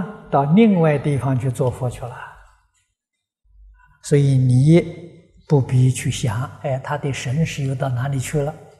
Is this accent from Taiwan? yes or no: no; China; 啊，它的内涵呢是神圣的教育，啊，就是我们中国人讲啊，古圣先贤的教育